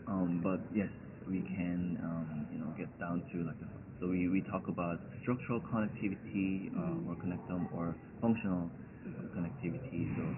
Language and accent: English; Madison, Wisconsin, United States; I'm from Madison, Wisconsin in the United States.